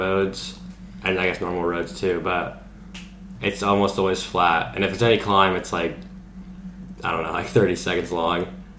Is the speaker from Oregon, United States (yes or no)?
no; Indiana, United States; I really like to race cross. I'm from Indiana